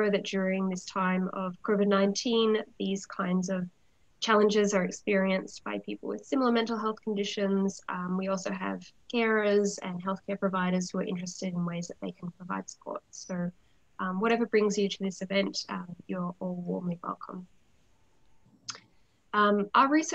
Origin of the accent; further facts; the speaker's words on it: Australia; accent: Australian; moved away as an adult; now in Vancouver, Canada; Despite my Australian accent, I'm in fact joining you from mainland Vancouver.